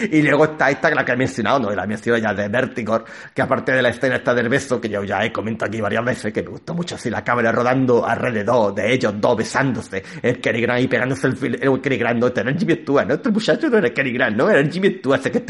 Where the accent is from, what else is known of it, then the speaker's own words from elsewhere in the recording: Gibraltar; yo soy de Gibraltar, vosotros no sabéis que yo soy de Gibraltar … soy de Gibraltar.